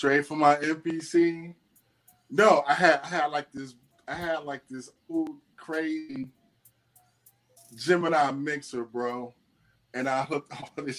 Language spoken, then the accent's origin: English; Atlanta, Georgia, United States; I'm from Atlanta.